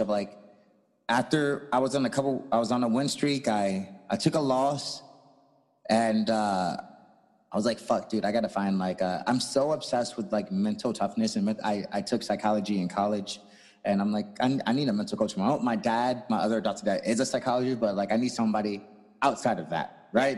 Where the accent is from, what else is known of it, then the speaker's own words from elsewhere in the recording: St. Louis, Missouri, United States; I'm also from St. Louis, Missouri.